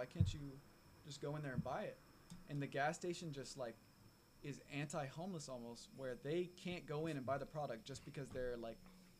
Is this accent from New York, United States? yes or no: no; Broward County, Florida, United States; I'm from fucking Broward County.